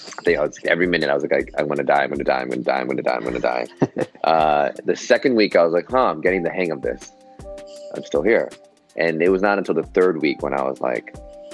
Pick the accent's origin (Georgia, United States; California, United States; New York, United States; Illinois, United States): New York, United States; New York City; I was born and raised in New York City, Manhattan